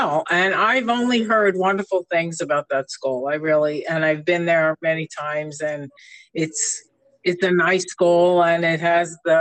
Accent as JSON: {"language": "English", "region": "New York", "country": "United States", "moved": "yes", "lives_now": "Palm Springs, United States", "said": "I come from New York. You can just listen to me and you can still hear it, even though I've been here for 30 years"}